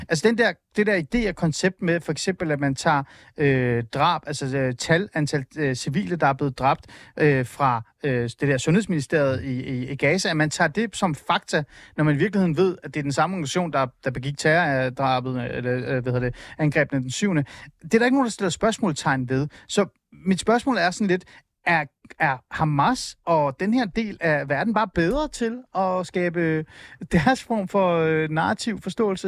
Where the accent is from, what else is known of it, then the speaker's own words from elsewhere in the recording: Iran; now in Denmark; jeg er fra Iran